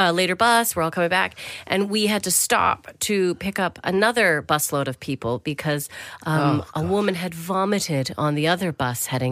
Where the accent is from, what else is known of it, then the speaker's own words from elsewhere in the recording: Canada; now in United Kingdom; I'm from Canada.